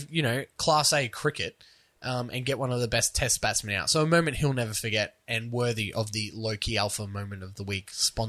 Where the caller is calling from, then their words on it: Cleveland, Ohio, United States; I'm calling from Cleveland.